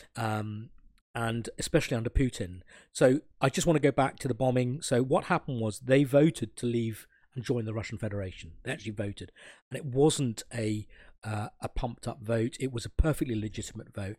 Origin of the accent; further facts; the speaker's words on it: Sri Lanka; I'm a burgher from Sri Lanka